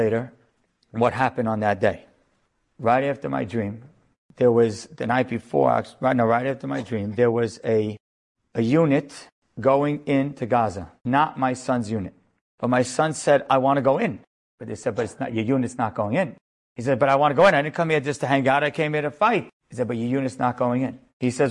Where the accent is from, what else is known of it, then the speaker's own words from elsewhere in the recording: New York, United States; I am a rabbi from America, from New York